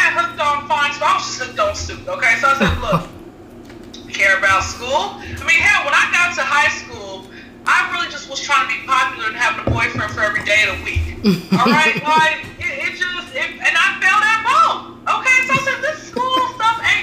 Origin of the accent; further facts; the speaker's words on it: Atlanta, Georgia, United States; Born and raised in Atlanta